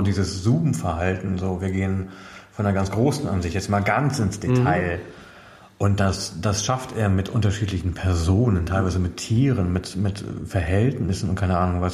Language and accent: German; Münsterland, North Rhine-Westphalia, Germany; mein Heimatdorf, also im Münsterland